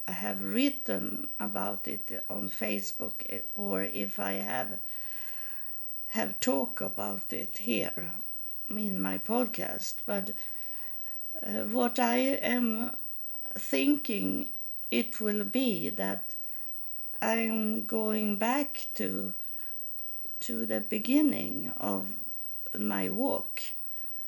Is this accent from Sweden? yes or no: yes; Sweden; English is a second language; I was from Sweden, that I didn't live in United States